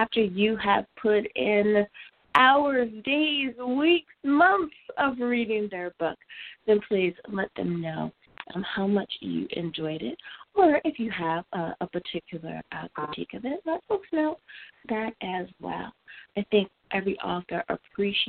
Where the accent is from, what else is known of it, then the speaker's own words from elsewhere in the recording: United States; my home country of the USA